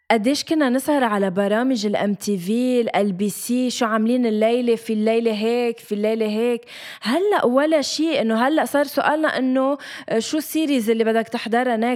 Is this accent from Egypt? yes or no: no; Lebanon; بس ليش بدنا نحكي مصري اذا نحن لبنانيه